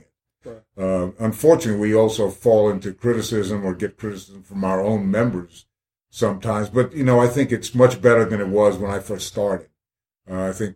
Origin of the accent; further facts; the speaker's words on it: New Jersey, United States; moved away as an adult; also born or lived in Clemson, South Carolina; now in Columbia, United States; I'm from New Jersey